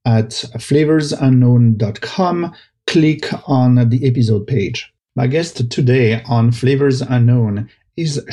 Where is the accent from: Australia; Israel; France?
France; accent: French; English is a second language; my French accent